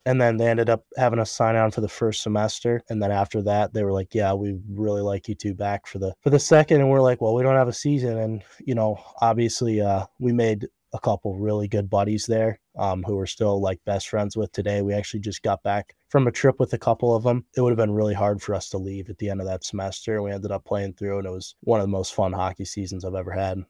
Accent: Cleveland, Ohio, United States; moved away as an adult; now in Cincinnati, United States; I was uh, born like actually in Cleveland, so I just played kind of local hockey around there

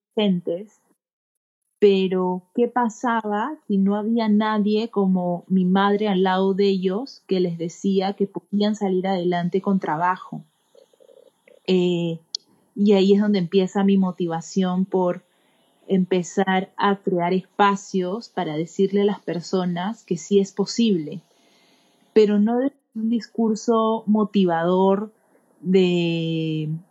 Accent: Peru; soy una joven peruana de 30 años

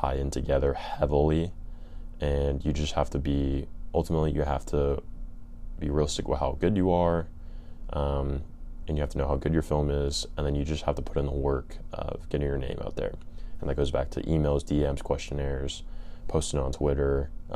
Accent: California, United States; I'm from California

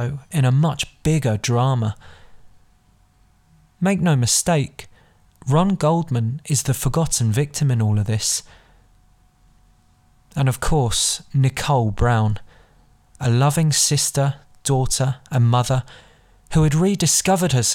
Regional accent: London, United Kingdom; I was born and raised in London, not Los Angeles, not even America.

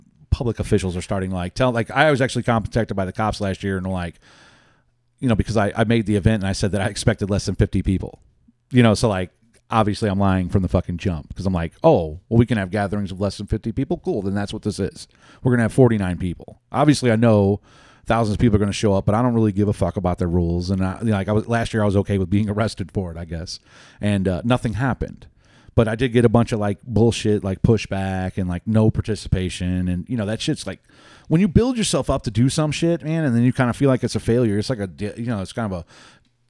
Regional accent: Lemay, Missouri, United States; I grew up in Lemay

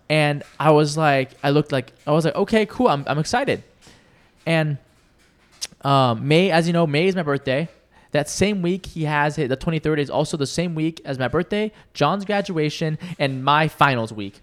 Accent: Washington, United States; born or raised there; moved away as an adult; now in California, United States

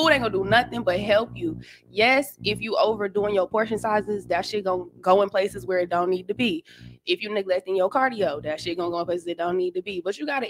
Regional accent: Mississippi, United States; moved away as an adult; now in Washington, D.C., United States; I'm from Mississippi. I moved to DC in 2016 to go to Howard

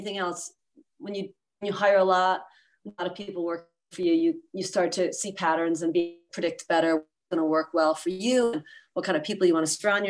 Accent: East Coast, United States; moved away as an adult; also born or lived in Philadelphia, Pennsylvania; now in San Francisco Bay Area, United States; I grew up on the East Coast, so I moved out here

